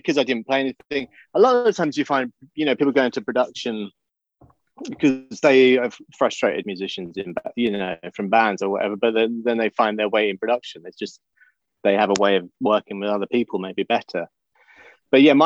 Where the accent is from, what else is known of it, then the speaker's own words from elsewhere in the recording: England, United Kingdom; I grew up in England and my parents had like pubs